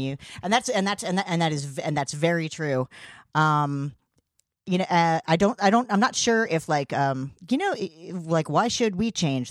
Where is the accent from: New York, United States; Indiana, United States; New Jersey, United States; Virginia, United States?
New Jersey, United States; New Brunswick; I'm from New Brunswick.